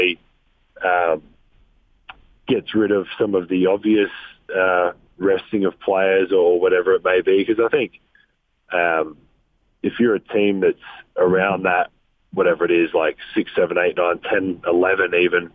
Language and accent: English; Australia; accent: Australian; my nicest Australian accent